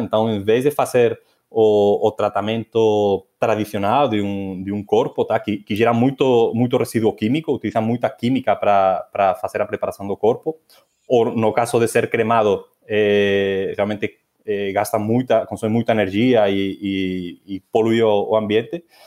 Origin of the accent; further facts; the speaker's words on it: Asturias, Spain; moved away; na minha terra, na, nas Astúrias